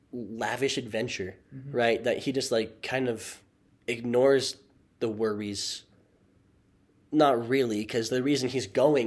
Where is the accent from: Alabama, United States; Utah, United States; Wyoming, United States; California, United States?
Utah, United States; We're from Utah